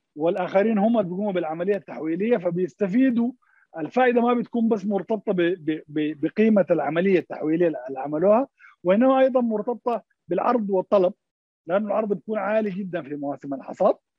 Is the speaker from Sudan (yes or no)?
yes; Sudan; عندنا في السودان